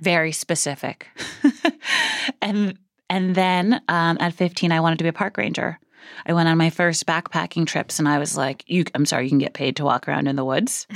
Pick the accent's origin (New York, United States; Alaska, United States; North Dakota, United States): New York, United States; New York City; I grew up in Brooklyn, a few blocks from where we're sitting now